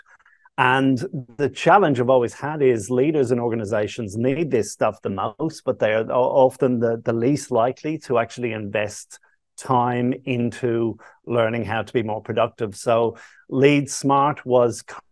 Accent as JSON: {"language": "English", "town": "Dublin", "region": "Leinster", "country": "Ireland", "tie": "born or raised there", "moved": "yes", "lives_now": "Australia", "said": "Growing up in Dublin"}